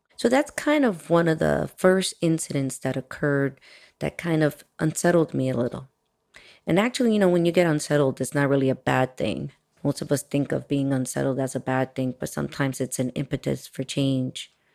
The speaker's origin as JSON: {"language": "English", "town": "Miami", "region": "Florida", "country": "United States", "tie": "born or raised there", "also_born_or_lived": "Washington Heights, New York City / Dominican Republic (family)", "said": "was born in New York and raised in Miami, Florida"}